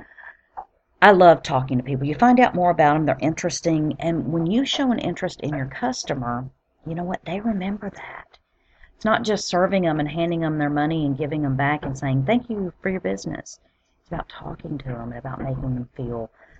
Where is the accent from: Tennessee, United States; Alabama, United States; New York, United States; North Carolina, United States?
Alabama, United States; moved away; I'm originally from Alabama